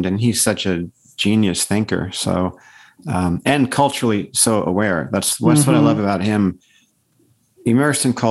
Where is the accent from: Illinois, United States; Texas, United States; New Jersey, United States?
New Jersey, United States; Paramus; moved away as an adult; also born or lived in Colorado; now in Santa Cruz, United States; I was raised in Paramus, New Jersey, which is in a suburb of New York City